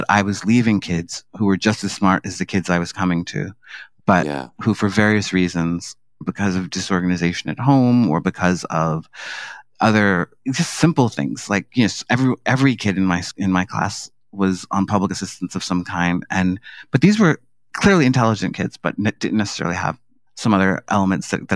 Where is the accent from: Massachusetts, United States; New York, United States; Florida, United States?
New York, United States; New York City; I grew up in Harlem in, you know, the 1970s and 80s.